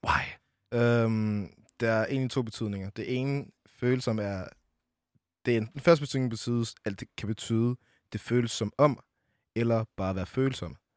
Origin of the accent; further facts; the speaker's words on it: Brønderslev, North Denmark Region, Denmark; Jeg kommer oprindeligt fra Brønderslev, 2700